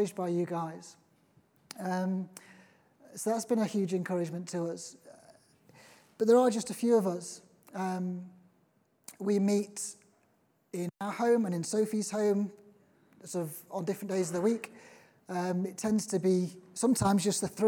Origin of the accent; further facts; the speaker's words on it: Liverpool, North West England, United Kingdom; now in Norfolk, United Kingdom; I'm originally from Liverpool.